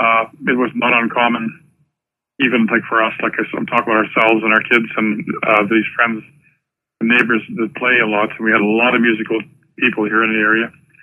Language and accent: English; Lestock, Saskatchewan, Canada; I was born in Lestock, which is the next town to us.